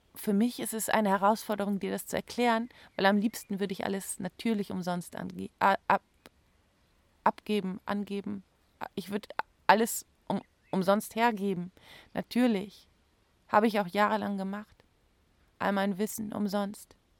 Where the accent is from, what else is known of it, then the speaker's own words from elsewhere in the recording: Germany; bei uns in Deutschland